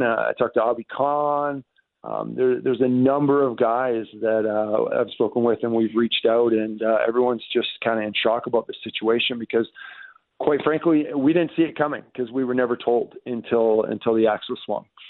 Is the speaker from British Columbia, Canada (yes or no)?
yes; British Columbia, Canada; as a Canadian who grew up in Canada, in British Columbia